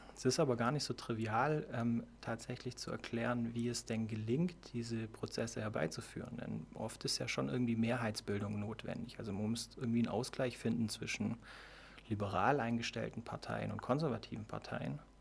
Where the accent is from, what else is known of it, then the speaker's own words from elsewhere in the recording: Ravensburg, Baden-Württemberg, Germany; also born or lived in Iowa, United States; now in Konstanz, Germany; Ich komme ursprünglich aus Ravensburg, ähm, habe da Abitur gemacht